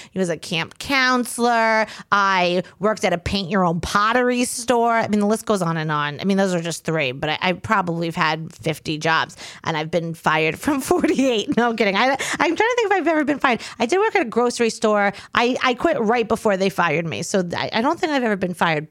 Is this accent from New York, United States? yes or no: yes; Long Island, New York, United States; I'm from Long Island. We don't got woods